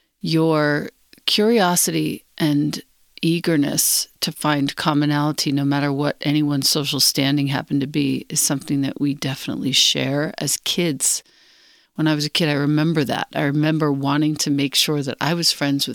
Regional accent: Long Island, New York, United States; I grew up in Long Island, and I grew up on hip-hop

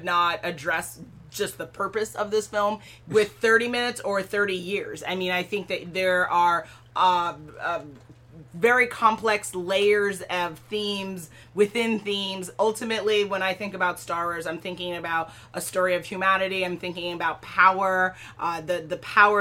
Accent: Jamaica; I think that's like the definition of being Jamaican

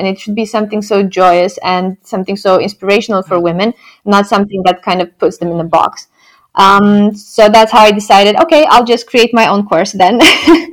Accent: Romania; moved away as an adult; now in Netherlands; when I was growing up in Romania

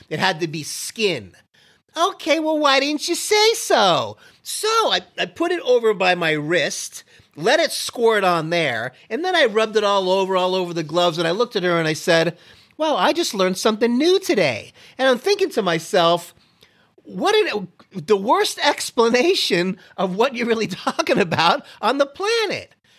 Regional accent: Miami, Florida, United States; moved away; also born or lived in Canada; growing up in Miami

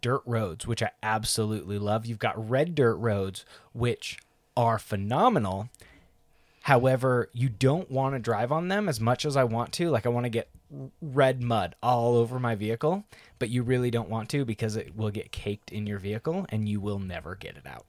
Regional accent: Northwest Washington, United States; Northwest Washington, where it's green and lush

